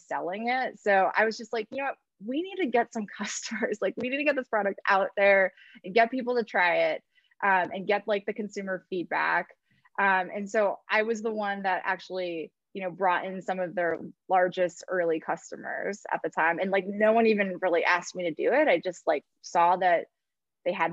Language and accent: English; California, United States; I grew up in California